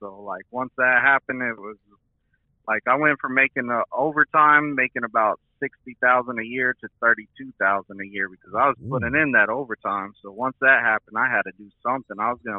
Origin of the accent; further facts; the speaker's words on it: Lubbock, Texas, United States; also born or lived in Odessa; now in Ozark, United States; I'm from Lubbock, Texas, but I've moved to Ozark, Missouri, so I can train out of the Springfield terminal over here in Springfield, Missouri.